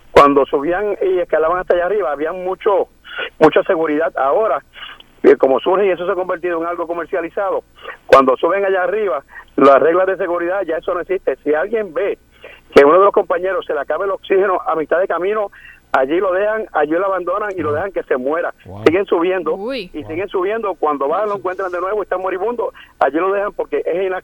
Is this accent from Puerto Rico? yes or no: yes; Ponce, Puerto Rico; now in Woodbridge, United States; Un riesgo que yo me tiré cuando pequeño, allá en Ponce, porque soy de Ponce